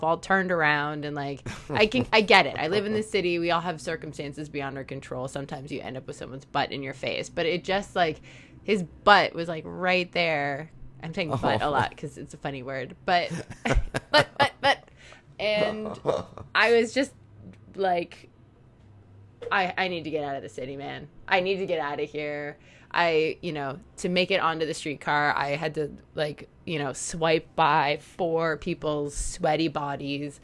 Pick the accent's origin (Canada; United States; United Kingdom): Canada; Toronto, Ontario; I grew up in the city. Like I was born in the city